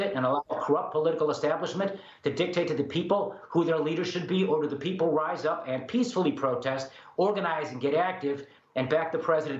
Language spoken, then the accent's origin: English; Chicago, Illinois, United States; Chicago, my hometown